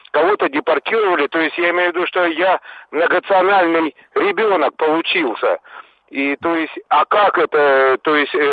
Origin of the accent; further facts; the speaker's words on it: Bakhchysarai, Crimea, Ukraine; now in Krasnoyarsk Krai, Russia; я сам уроженец э, Крыма, города Бахчисарай.